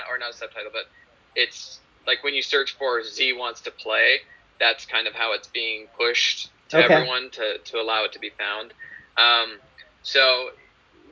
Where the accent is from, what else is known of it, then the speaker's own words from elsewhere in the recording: Calgary, Alberta, Canada; We shot in my hometown, Calgary, so that's where I grew up